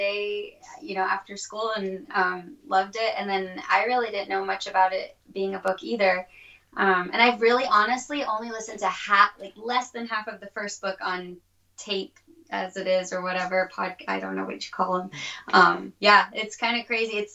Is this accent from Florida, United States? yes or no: yes; Florida, United States; moved away as an adult; also born or lived in Miami, Florida / Oklahoma; now in Washington, United States; I'm born and raised in Florida